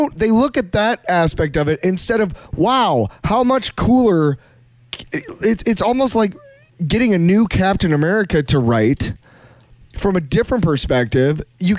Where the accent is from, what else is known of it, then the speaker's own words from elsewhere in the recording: United States; I'm an American